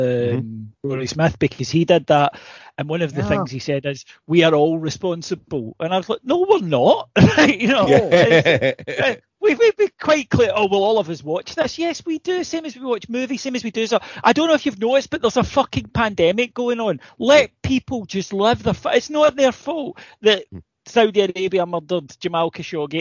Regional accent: United Kingdom; I'm British

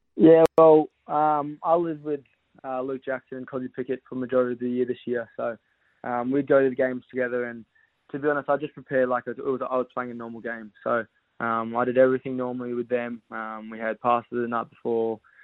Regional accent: Western Australia, Australia; now in Victoria, Australia; I'm originally from Western Australia

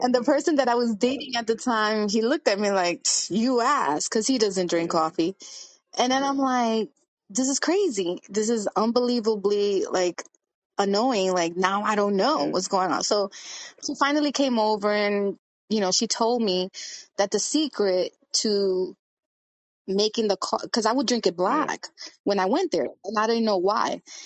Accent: New York City, New York, United States; I was born in Brooklyn, but my parents are Dominican

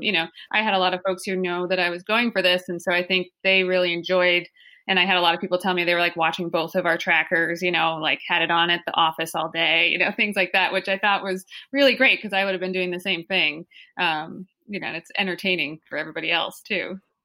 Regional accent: the Adirondacks, New York, United States; I did grow up here

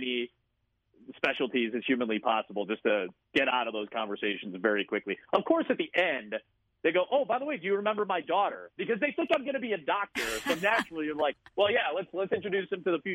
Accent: Chicago, Illinois, United States; moved away as an adult; also born or lived in Iowa; I come from Chicago. I come from a very diverse place

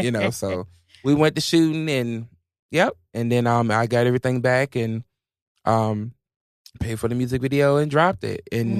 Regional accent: Virginia, United States; part of the 757. You know what I'm saying? It's my first music video. Of course I'm going to go to my hometown.

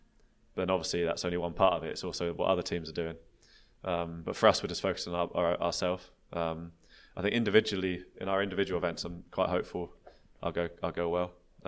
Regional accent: United Kingdom; I'm a British track cyclist

